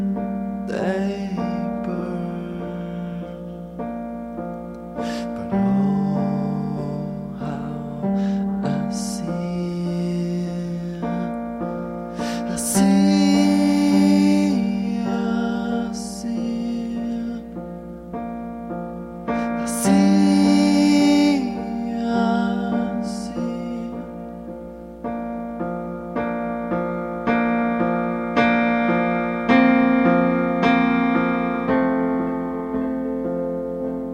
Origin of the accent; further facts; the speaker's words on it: Duluth, Minnesota, United States; my hometown, Duluth, Minnesota